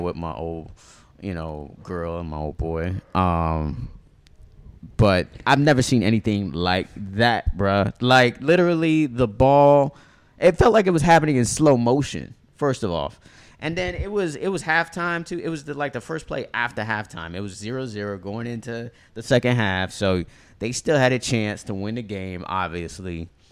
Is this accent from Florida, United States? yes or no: yes; Miami, Florida, United States; we're growing up in Miami